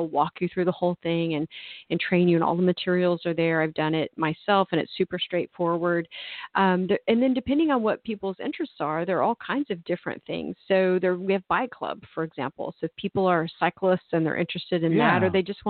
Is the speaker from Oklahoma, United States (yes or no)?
yes; Tulsa, Oklahoma, United States; moved away as an adult; it's my hometown